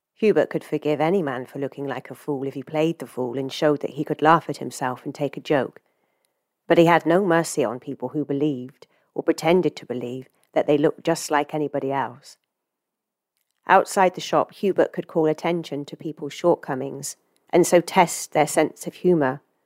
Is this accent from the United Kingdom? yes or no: yes; England, United Kingdom; moved away; as someone who has left their home country, you know, I'm from England originally